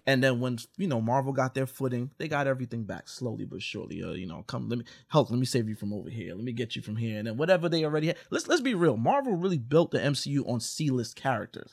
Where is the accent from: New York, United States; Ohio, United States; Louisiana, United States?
New York, United States; now in Los Angeles, United States; I'm from New York. I'm out here in L A.